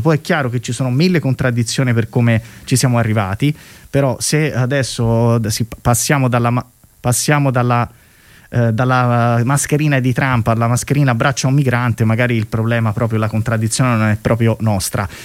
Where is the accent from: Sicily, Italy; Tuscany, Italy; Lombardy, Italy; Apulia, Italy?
Tuscany, Italy; Io sono toscano